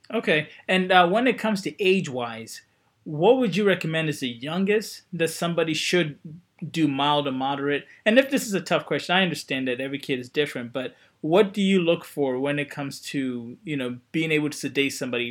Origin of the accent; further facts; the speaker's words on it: Coatesville, Pennsylvania, United States; moved away; I grew up near the Westchester uh, Exton area, right outside where Coatesville High, where Coatesville is